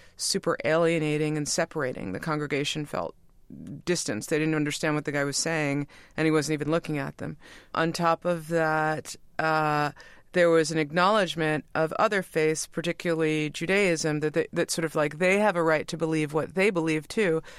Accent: New York, United States; we grew up in New York

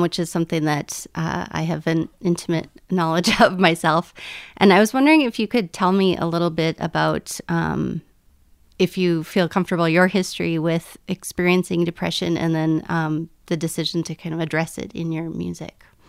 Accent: northern Minnesota, United States; I grew up in northern Minnesota, and it was very Lutheran

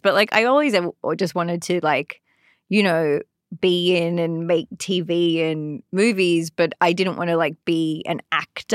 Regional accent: Sydney, New South Wales, Australia; moved away as an adult; also born or lived in London; now in Los Angeles, United States; I'm from Sydney, Australia

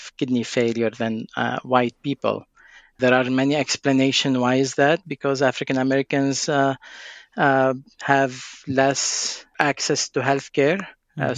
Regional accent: Lebanon; now in United States; I'm originally from Lebanon

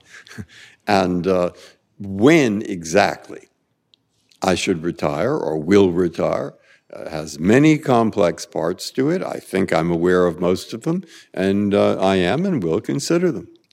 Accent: San Francisco, California, United States; moved away; also born or lived in Boston; I grew up in San Francisco and lived in Boston

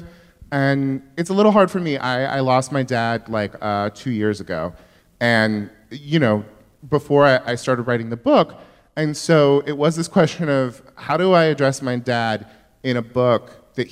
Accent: Yuba City, California, United States; I'm from Northern California

